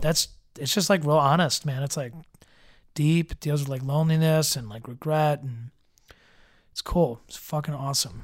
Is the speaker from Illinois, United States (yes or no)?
yes; Evergreen Park, Illinois, United States; born or raised there; also born or lived in Chicago